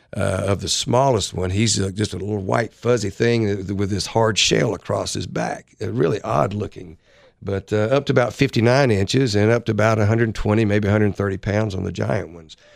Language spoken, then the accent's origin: English; Florida, United States; moved away; I grew up in Florida